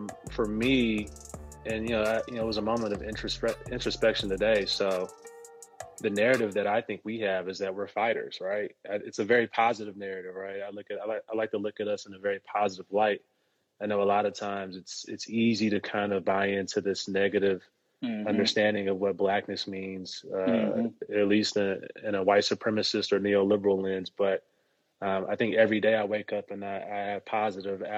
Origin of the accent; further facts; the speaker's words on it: Dallas, Texas, United States; I'm from Dallas